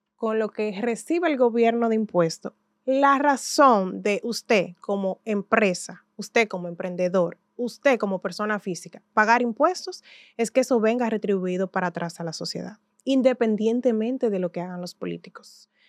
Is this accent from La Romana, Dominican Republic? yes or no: no; Santiago de los Caballeros, Santiago, Dominican Republic; yo soy de Santiago de los Caballeros